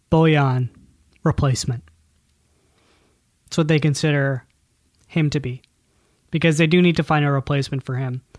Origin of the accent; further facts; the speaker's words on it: Scotland, United Kingdom; God, I'm Scottish.